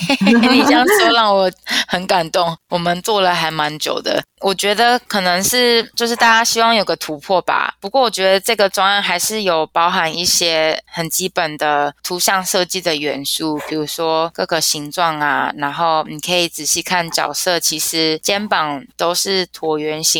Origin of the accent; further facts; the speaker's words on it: Taipei, Taiwan; now in New York, United States; 那我是台北人，那以前有机会大学完之后到 SVA，嗯，读 Computer Art，然后攻读动画系这样子。现在毕业后在纽约的一家广告设计公司工作